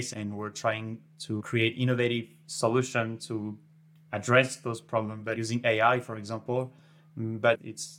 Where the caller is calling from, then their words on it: Montpellier, Occitania, France; And I'm calling from Montpellier, south of France.